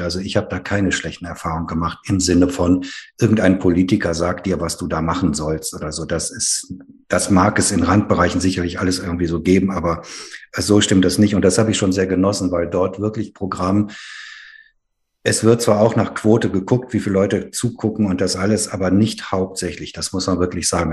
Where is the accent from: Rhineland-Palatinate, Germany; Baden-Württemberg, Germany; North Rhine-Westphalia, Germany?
North Rhine-Westphalia, Germany; Ruhr area; Ich bin ja in der Gemeinde meiner Eltern groß geworden, äh, evangelisch sprechliche Gemeinde im Ruhrgebiet